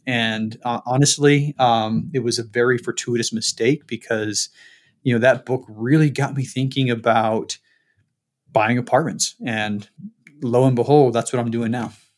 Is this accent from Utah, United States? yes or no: yes; Salt Lake City, Utah, United States; Born and raised in Salt Lake